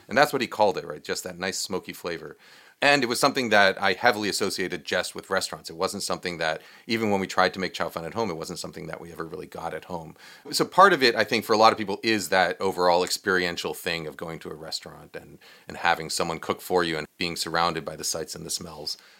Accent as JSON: {"language": "English", "region": "New York", "country": "United States", "tie": "born or raised there", "said": "I grew up in New York"}